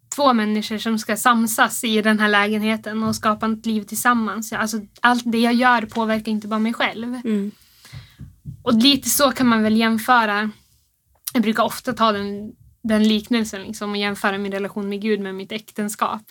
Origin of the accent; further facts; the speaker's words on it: Rusksele, Västerbotten County, Sweden; now in Örnsköldsvik, Sweden; vi bor här i Övik men jag kommer egentligen från Rusksele i, i Västerbotten. Så jag är inte härifrån.